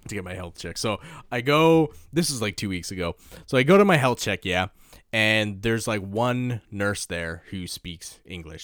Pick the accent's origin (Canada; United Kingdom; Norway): Canada; now in Japan; I'm from Canada